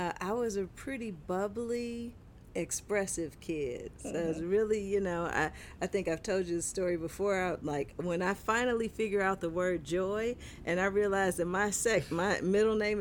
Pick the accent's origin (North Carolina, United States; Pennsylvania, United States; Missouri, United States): Missouri, United States; Kansas City; I grew up in Kansas City, Missouri. I am truly Midwestern.